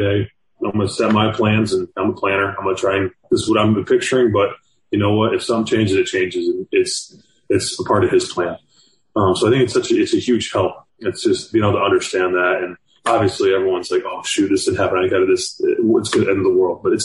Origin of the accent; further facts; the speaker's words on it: Michigan, United States; moved away as an adult; now in Miami, United States; I'm from Michigan